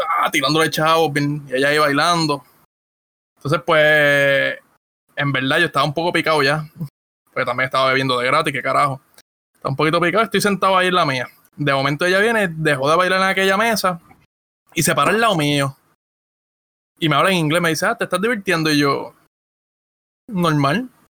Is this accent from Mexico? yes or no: no; Ponce, Puerto Rico; moved away; yo soy de Ponce